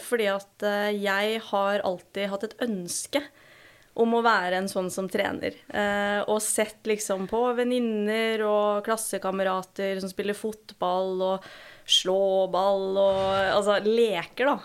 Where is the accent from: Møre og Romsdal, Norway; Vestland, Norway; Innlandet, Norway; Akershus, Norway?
Akershus, Norway; Nesodden; moved away as an adult; now in Trondheim, Norway; Født og oppvokst på Nesodden, en liten halvøy utafor Oslo. Flytta hit til Trondheim for ti år siden som 18-åring.